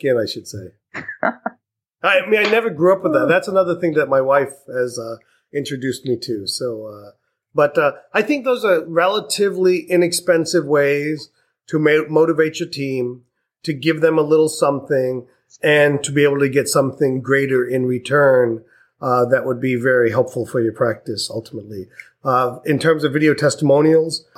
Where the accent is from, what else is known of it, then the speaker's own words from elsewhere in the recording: India; I'm Indian